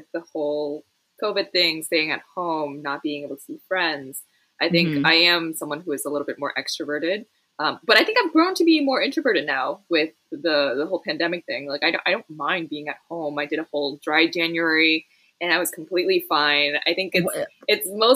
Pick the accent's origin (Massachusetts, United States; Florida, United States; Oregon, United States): Massachusetts, United States; Boston; moved away as an adult; now in Los Angeles, United States; I was born and raised in Boston, Massachusetts